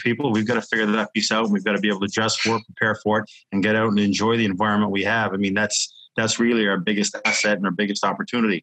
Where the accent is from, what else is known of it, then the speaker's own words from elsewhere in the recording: Newfoundland and Labrador, Canada; moved away; also born or lived in Newport, Wales; as a kid growing up in Newfoundland